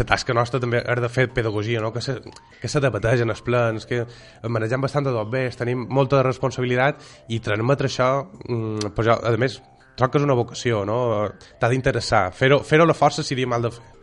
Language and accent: Catalan; Marratxí, Balearic Islands, Spain; also born or lived in Granada / Valencia / Barcelona; jo he estat marratxiner, que he viscut fora